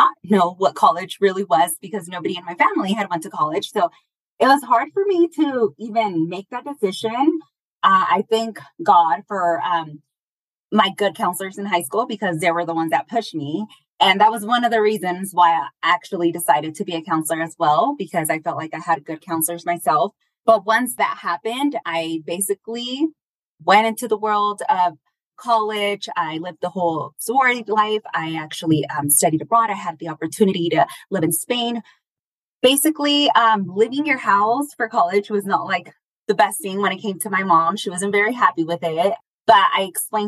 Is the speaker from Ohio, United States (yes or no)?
no; Stockton, California, United States; now in Michoacán, Mexico; I was born in Stockton, California